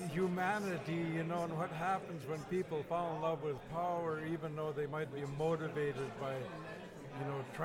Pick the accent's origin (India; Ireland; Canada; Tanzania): Canada; British Columbia; moved away as an adult; now in Brandon, Canada; I'm from British Columbia.